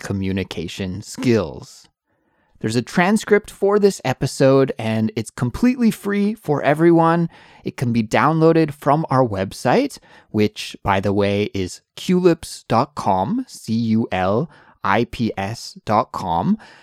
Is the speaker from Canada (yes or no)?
yes; Canada; moved away as an adult; now in South Korea; I'm an English teacher from Canada